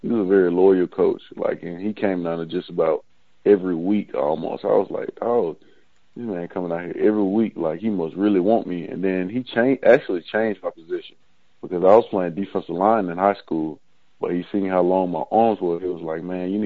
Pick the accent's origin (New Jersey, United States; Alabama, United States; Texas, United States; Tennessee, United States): Alabama, United States; me growing up in Alabama